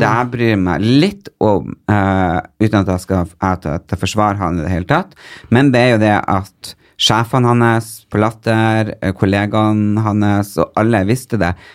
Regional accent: Northern Norway, Norway; moved away; also born or lived in Porsgrunn; Nå er det jo så mange år siden jeg flytta fra Nord-Norge, så det er veldig godt å komme opp dit og, og kjenne liksom litt på hvor man egentlig er ifra, fordi man øh, Uansett hvor lenge jeg blir bo her, så blir jeg nordnorsk

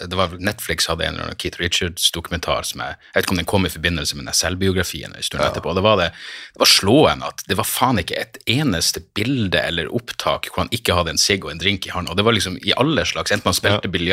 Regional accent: Northern Norway, Norway; Jeg føler ikke at jeg har gjort noe sånn for å kultivere noe image som nordlending, det er vel bare det at vi har beholdt dialekten

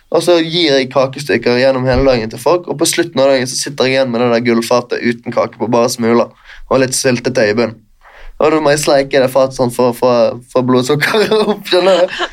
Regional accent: Bergen, Vestland, Norway; moved away as an adult; now in Oslo, Norway; vennskapene jeg har hjemme i Bergen. Jeg har bodd i Oslo i tre år

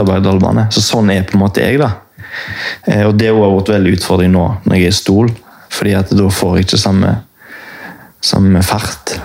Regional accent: Haugesund, Rogaland, Norway; now in Oslo, Norway; Jeg kommer fra Haugesund

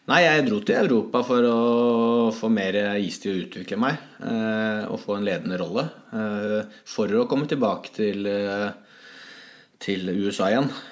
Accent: Hamar, Innlandet, Norway; moved away as an adult; also born or lived in St. Petersburg, Russia; her hjemme på Hamar

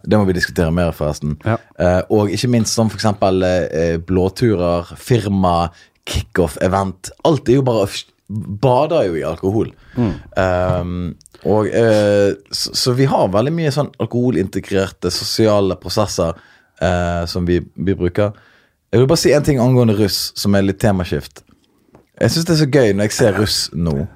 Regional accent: Norway; Jeg er født og oppvokst i uh, Norge

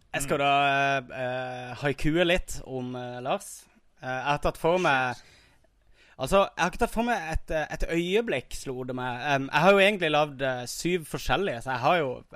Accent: Kristiansand, Agder, Norway; accent: Kristiansand dialect (Sørlandsk)

